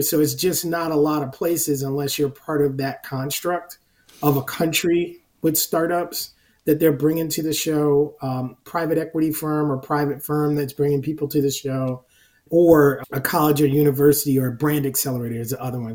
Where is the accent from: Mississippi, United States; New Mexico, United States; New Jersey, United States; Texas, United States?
New Jersey, United States; now in Long Island, United States